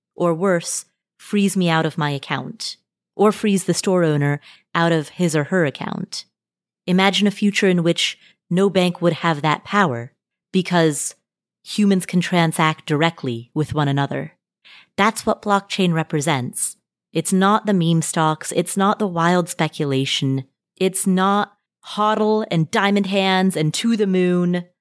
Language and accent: English; Nepal; I was born in Nepal.